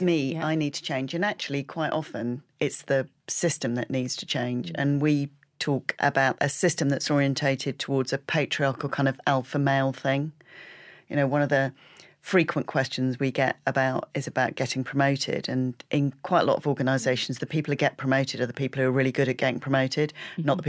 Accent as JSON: {"language": "English", "area": "Peak District of Derbyshire", "region": "East Midlands", "country": "United Kingdom", "tie": "born or raised there", "said": "I grew up in the Peak District of Derbyshire"}